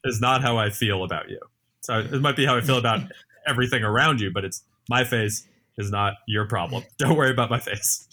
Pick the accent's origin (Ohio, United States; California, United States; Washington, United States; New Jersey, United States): New Jersey, United States; now in New York, United States; I was born in New Jersey, moved into New York